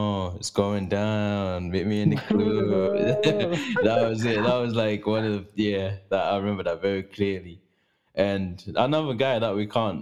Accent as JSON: {"language": "English", "country": "Zimbabwe", "tie": "born or raised there", "moved": "yes", "said": "I'm not really from here, because I was raised in Zimbabwe"}